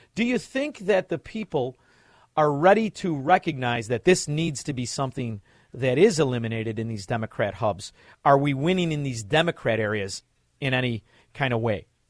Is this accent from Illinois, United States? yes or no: yes; Chicago, Illinois, United States; We are from Chicago